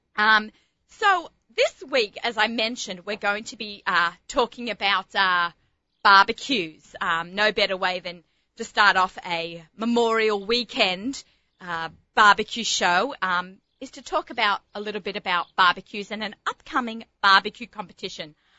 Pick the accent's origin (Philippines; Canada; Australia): Australia; moved away; my love of being an Australian